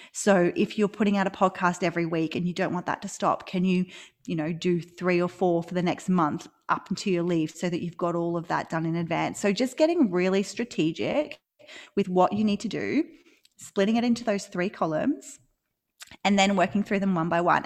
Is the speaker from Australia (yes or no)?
yes; Australia; accent: Australian; live in Australia, which you can probably tell from my accent